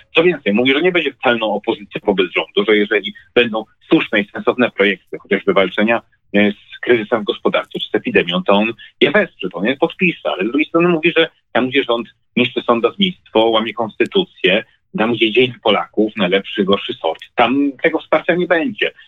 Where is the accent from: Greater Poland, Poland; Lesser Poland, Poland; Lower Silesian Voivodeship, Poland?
Lesser Poland, Poland; u nas w Małopolsce